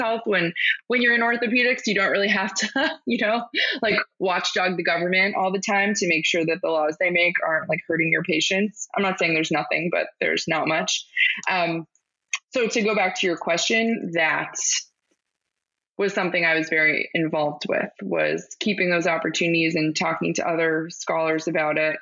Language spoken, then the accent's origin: English; Pittsburgh, Pennsylvania, United States; I'm from Pittsburgh